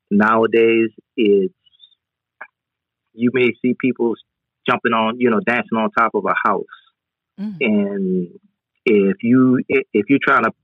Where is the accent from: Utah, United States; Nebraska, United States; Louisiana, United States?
Louisiana, United States; New Orleans; Musically, yeah. You have some of the best musicians that come out of New Orleans.